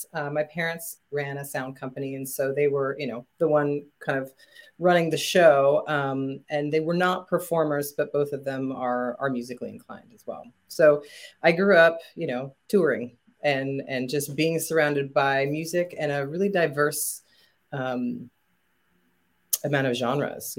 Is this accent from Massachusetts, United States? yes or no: no; Rapid City, South Dakota, United States; I grew up in Rapid City, South Dakota